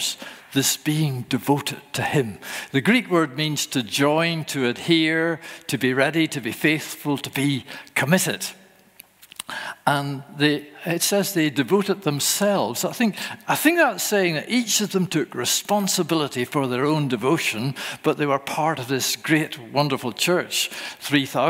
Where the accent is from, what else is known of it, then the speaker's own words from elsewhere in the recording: Northern Ireland, United Kingdom; accent: Northern Ireland; moved away; My accent is from Northern Ireland, where I was born.